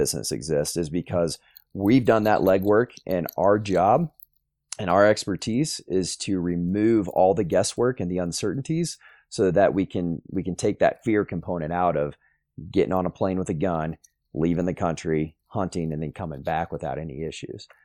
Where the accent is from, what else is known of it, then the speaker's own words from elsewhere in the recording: Plano, Texas, United States; also born or lived in Sulphur Springs, Texas; I grew up in the Plano area